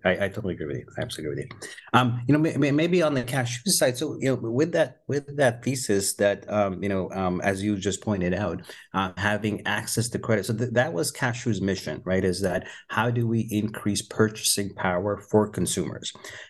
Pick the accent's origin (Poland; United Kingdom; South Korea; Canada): Canada; moved away as an adult; also born or lived in Pakistan; now in United States; I was born in Pakistan. I moved when I was fairly early, about 4 years old, moved to Canada, grew up in Canada. And then for the last 20, 22 years, I've been in the US, San Francisco, New York, Boston